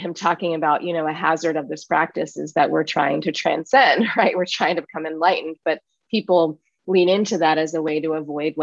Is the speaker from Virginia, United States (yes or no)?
yes; Richmond, Virginia, United States; I grew up in the US, I grew up in the South in Richmond, Virginia.